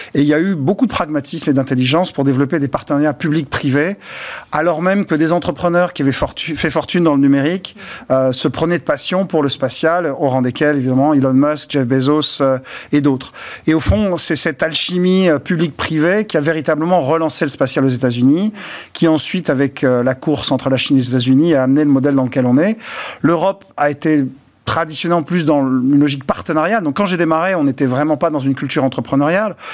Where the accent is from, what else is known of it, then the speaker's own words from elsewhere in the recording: Bordeaux, Nouvelle-Aquitaine, France; Je viens de Bordeaux et on est parti des cépages de nos, vignes bordelaises